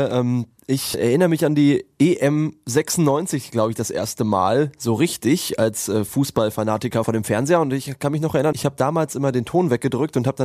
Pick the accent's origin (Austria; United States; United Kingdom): United Kingdom; England; German is a second language; now in Germany; Ich, ich komme aus England doch. 1990, wir haben gegen Deutschland verloren.